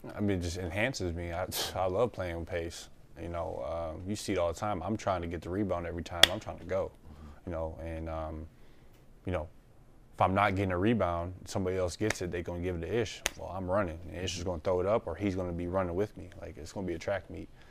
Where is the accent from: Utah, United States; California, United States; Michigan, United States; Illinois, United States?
Michigan, United States; Detroit; moved away; going home to Detroit